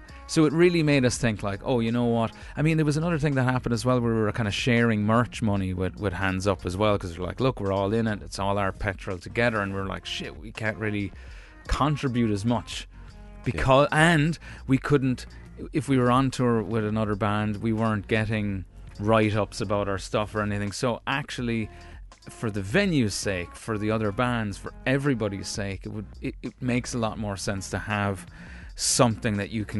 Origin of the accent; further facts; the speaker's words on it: United States; born there; Maybe I am one, actually, because I was born in America.